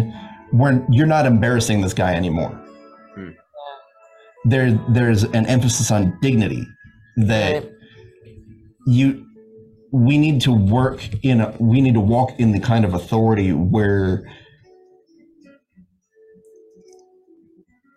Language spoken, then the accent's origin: English; near Anaheim, California, United States; Anaheim, near where I grew up.